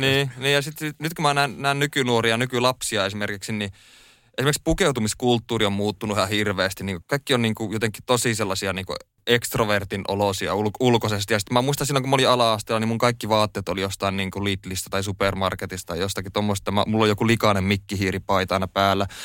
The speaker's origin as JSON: {"language": "Finnish", "town": "Oulu", "region": "North Ostrobothnia", "country": "Finland", "tie": "born or raised there", "moved": "as an adult", "lives_now": "Helsinki, Finland", "said": "mä koen ja olen kotoisin tota Oulusta. Oulussa mä oon syntynyt ja siellä"}